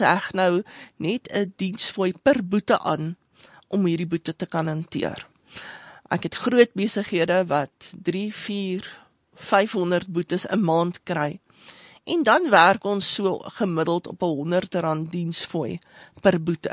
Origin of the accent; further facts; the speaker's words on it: Johannesburg, Gauteng, South Africa; ek is 'n meisie van die suide, ehm um, uh, Johannesburg se uit groot geword, uh, Terfontein